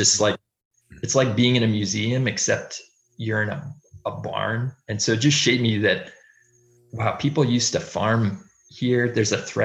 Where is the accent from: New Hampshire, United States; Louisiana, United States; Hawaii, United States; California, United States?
New Hampshire, United States; Durham; I grew up in Durham, New Hampshire